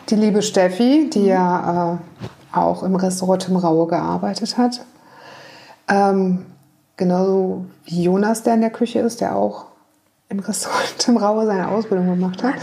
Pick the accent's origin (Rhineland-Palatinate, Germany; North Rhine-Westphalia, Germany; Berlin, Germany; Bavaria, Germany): Rhineland-Palatinate, Germany; on the Nahe; now in Hamburg, Germany; Ich bin auf dem Land in Rheinland-Pfalz an der Nahe groß geworden